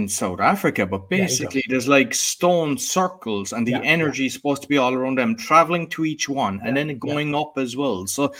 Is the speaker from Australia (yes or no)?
no; Ireland; being Irish